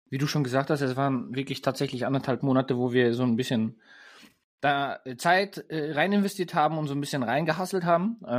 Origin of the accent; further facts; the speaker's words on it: Germany; als Deutscher, ich bin ja, ähm, wie man schon in den, oder wenn, wenn ihr uns zugehört habt oder wenn ihr uns schon länger verfolgt, ähm, bin ich des Öfteren mal, ähm, als ich noch in Deutschland gewohnt habe, in Österreich ähm, zum Skifahren unterwegs gewesen.